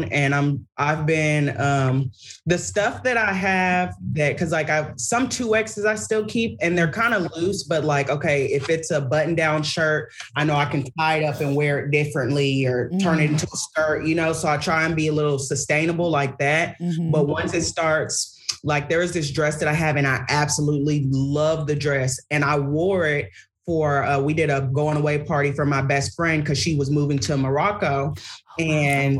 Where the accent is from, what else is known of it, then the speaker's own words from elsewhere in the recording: Nigeria; I'm Nigerian